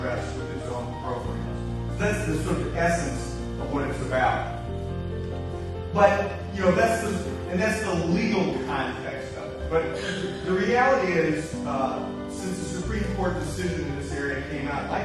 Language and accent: English; Atlanta, Georgia, United States; I'm from Atlanta